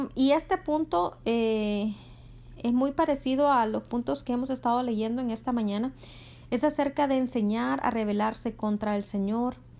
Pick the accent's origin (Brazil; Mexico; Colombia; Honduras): Honduras; en Honduras, el país de donde yo soy